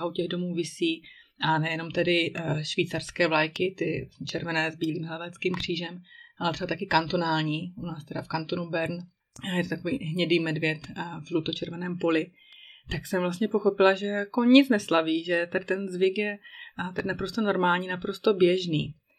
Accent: Czechia; moved away as an adult; now in Switzerland; že jsem Češka

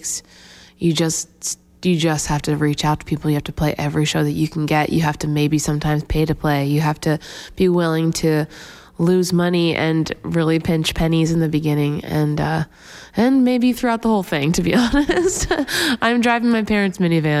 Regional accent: Pennsylvania, United States; also born or lived in Massachusetts; now in Nashville, United States; I'm originally from Pennsylvania, and I've lived now in Nashville for 6

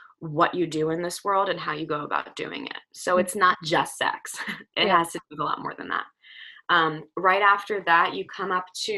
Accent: New Jersey, United States; I'm from Jersey, so I say orange

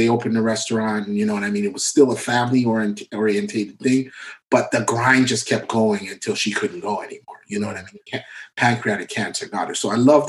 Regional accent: Mississauga, Ontario, Canada; he knew me growing up in Malton

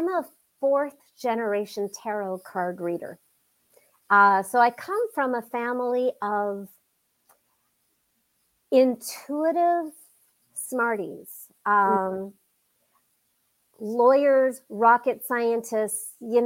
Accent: United States; growing up in the United States

